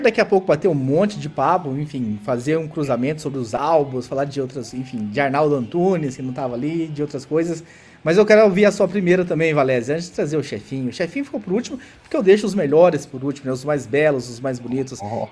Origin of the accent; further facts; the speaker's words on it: interior of Goiás, Brazil; eu, nasci em Goiás, no interior de Goiás